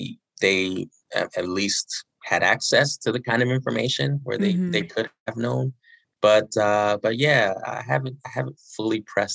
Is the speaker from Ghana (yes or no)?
no; United Kingdom; born there; Both my mom and dad were born and raised in Nigeria, and they got married in the UK in the early 80s. And shortly after they got married, I was born.